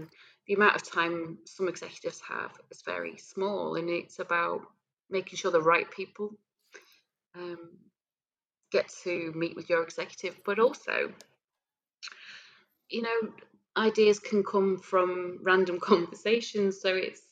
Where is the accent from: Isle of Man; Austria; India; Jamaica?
Isle of Man; I was from the Isle of Man